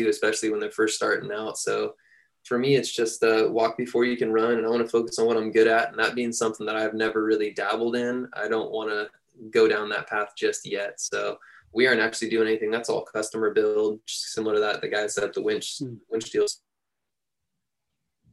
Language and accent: English; San Luis Obispo, California, United States; now in Chico, United States; I'm from San Luis Obispo, and we've got a ton of trails down there right in our backyard